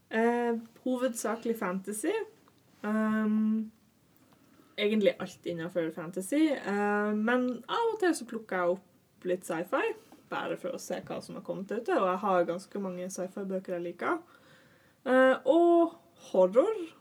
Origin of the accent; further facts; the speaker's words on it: Northern Norway, Norway; now in Oslo, Norway; Jeg er en nordlending som har klart å forvirre meg ned til Oslo